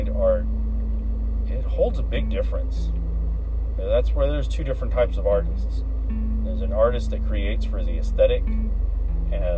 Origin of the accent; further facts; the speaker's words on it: Central Texas, United States; moved away; I am Chicano. I am from Central Texas